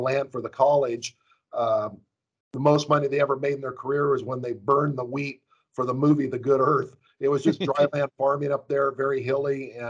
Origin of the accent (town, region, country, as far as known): Ventura County, California, United States; born or raised there